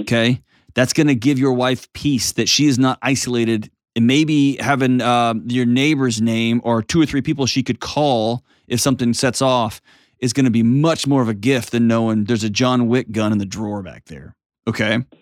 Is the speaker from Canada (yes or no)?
no; Texas, United States; I'm a Texan